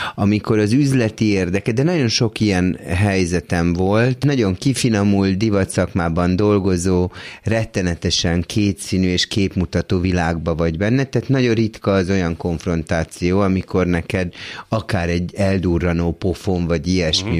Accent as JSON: {"language": "Hungarian", "region": "Budapest", "country": "Hungary", "tie": "born or raised there", "said": "Budán egy villában nőttem föl, tök jó körülmények között"}